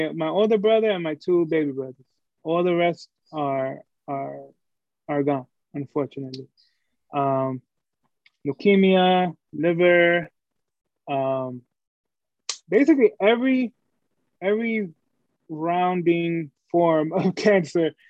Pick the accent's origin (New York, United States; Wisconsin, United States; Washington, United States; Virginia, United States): New York, United States; New York City; I'm a dude from Brooklyn, New York.